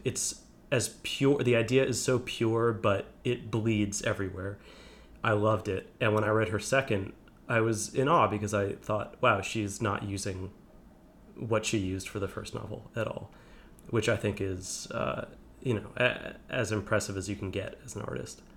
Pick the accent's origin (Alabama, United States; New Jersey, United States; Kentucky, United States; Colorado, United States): New Jersey, United States; New Jersey suburbs, United States; now in Brooklyn, United States; I grew up in New, in the suburbs of New Jersey.